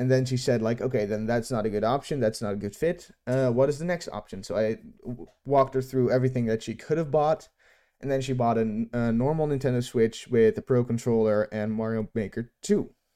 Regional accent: Netherlands; from my hometown, ho, hometown in the Netherlands

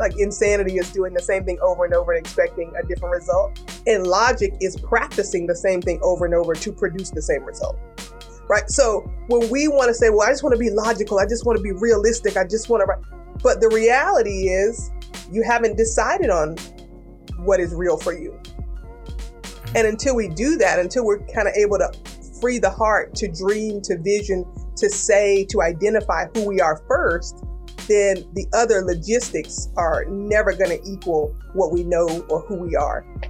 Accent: Kinston, North Carolina, United States; I'm a girl from Kinston, North Carolina, and that's like a eastern North Carolina town

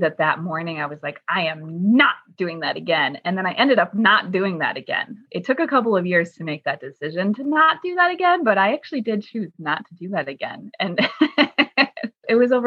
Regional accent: Chicago, Illinois, United States; also born or lived in New York; I was born and raised in Chicago and then lived in New York for 11 years.

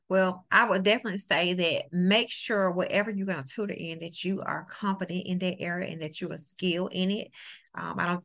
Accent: New Orleans, Louisiana, United States; now in Mississippi, United States; I live in the great state of Mississippi. I'm originally from New Orleans, Louisiana

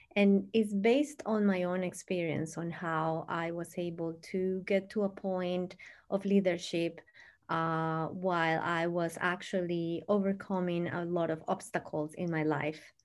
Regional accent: Bogotá, Colombia; now in Long Island, United States; I'm currently living in uh, Long Island, New York, but I'm um, I'm born and raised in Bogota, Colombia. So I'm an immigrant in the US

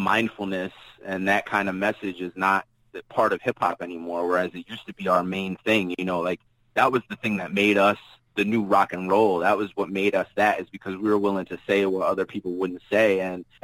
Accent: Jersey City, New Jersey, United States; I'm from Jersey City

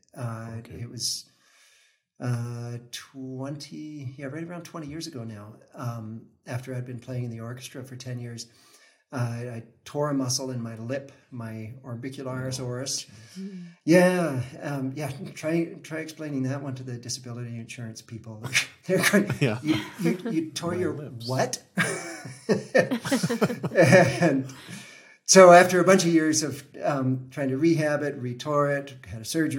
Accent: Vancouver, British Columbia, Canada; I grew up in Vancouver

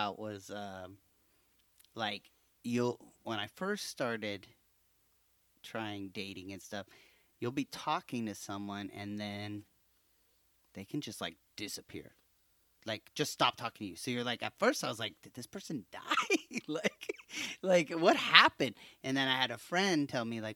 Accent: Hayward, California, United States; we grew up in Hayward

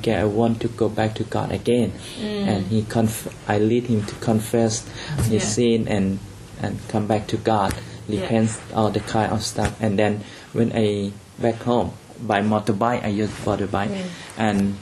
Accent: Chiang Rai, Thailand; When we start do church planting in Chiang Rai, my hometown

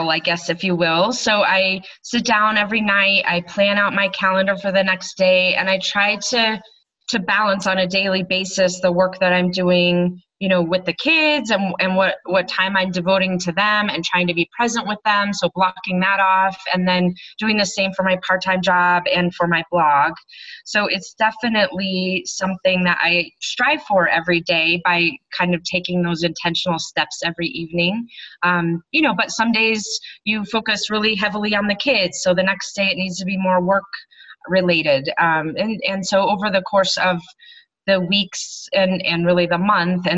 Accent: Colorado, United States; also born or lived in Hawaii; I live in Colorado. I grew up in Colorado

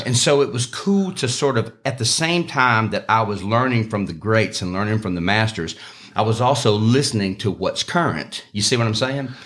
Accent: Opelika, Alabama, United States; now in Northport, United States; I'm just from Opelika, like, I'm from that area

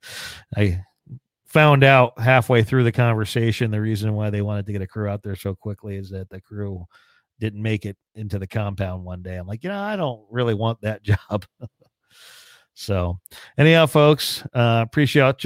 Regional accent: Hunterdon County, New Jersey, United States; Grew up in a farm community out in Hunterdon County

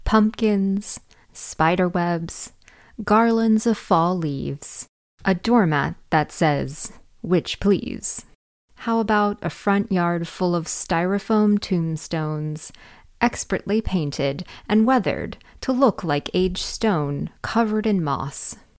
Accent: Northern California, United States; where I grew up in Northern California

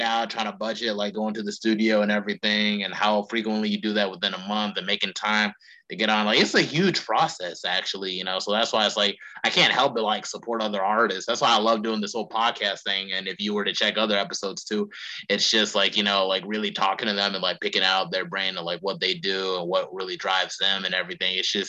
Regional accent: North Carolina, United States; would even be captivated by my home state in North Carolina.

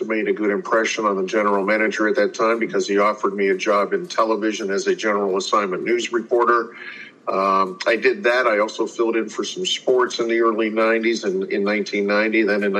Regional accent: Youngstown, Ohio, United States; I grew up in the Youngstown area, so I have not had to leave home

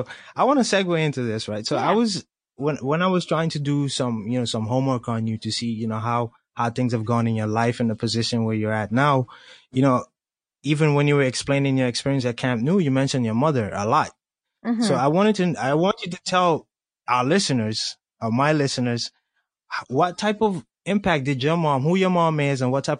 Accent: Colombia; now in United States; I'm from Colombia, South America, but I happen to live in the U.S.

